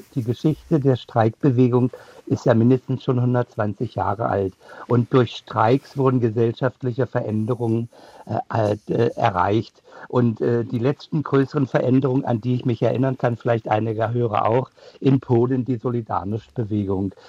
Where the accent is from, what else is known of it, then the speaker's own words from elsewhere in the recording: Germany; als Deutsche